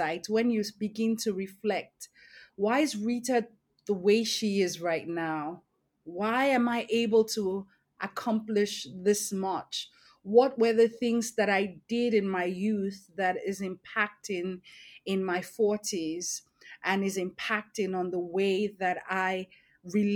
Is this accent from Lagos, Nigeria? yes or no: yes; Lagos, Nigeria; also born or lived in Edo State; Growing up in one of the largest cities in the world, Lagos State